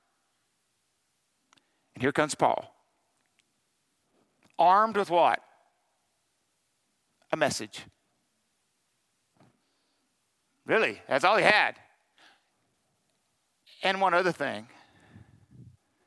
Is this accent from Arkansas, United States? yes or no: yes; Arkansas, United States; I'm from Arkansas